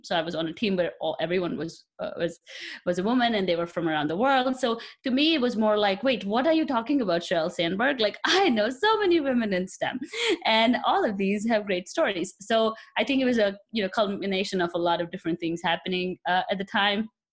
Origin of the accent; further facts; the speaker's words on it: India; moved away as an adult; now in United States; I come from India, so I was born there, and I did my bachelor's in chemical engineering in India, and then I came here for my master's about eight years ago